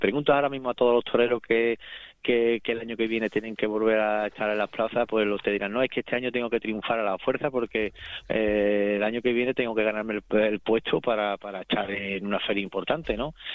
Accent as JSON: {"language": "Spanish", "town": "Seville", "region": "Andalusia", "country": "Spain", "said": "aquí en Sevilla también, en mi, en mi ciudad, en mi pueblo, en mi plaza"}